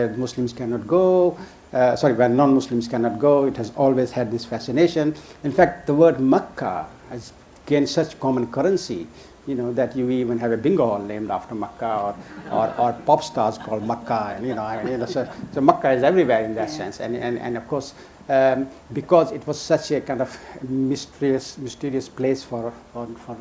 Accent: London, United Kingdom; also born or lived in Karachi, Pakistan; I spent my first like seven, eight years in Pakistan before I moved to Hackney. So basically, I grew up in Hackney

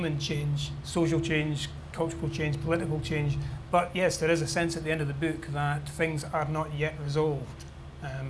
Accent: Scotland, United Kingdom

